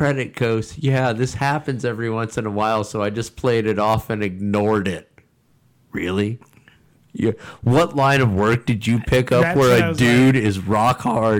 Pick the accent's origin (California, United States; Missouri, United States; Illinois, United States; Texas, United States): Texas, United States; I grew up in Texas.